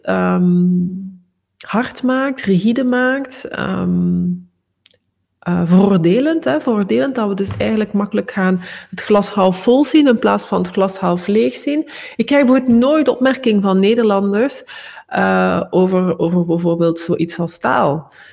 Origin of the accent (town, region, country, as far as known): Flanders, Belgium